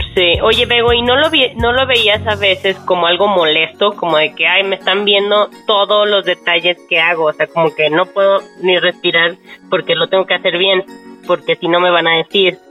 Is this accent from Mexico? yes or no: yes; Mexico; como somos los mexicanos